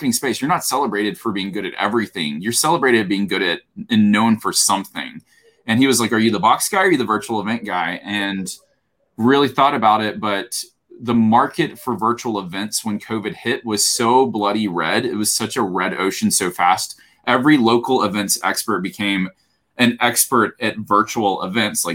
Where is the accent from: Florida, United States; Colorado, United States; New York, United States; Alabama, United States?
Alabama, United States; I grew up in Alabama